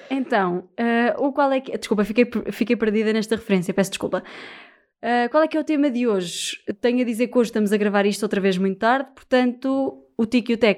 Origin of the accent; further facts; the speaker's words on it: Viseu, Portugal; now in Lisbon, Portugal; Porque eu e Margarida uh, somos de Viseu, cada uma de uma aldeia em Viseu, certo? Uh, e quando fomos para Lisboa.